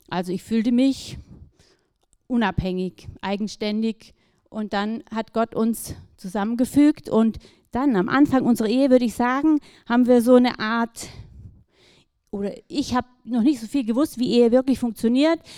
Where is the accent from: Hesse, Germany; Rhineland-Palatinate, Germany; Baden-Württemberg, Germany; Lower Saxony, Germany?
Baden-Württemberg, Germany; ja, aufgewachsen im Schwarzwald, so zwischen den Tannen, meine Eltern recht einfach.